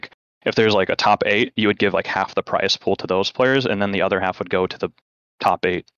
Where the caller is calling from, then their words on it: Oregon, United States; Calling from Oregon again.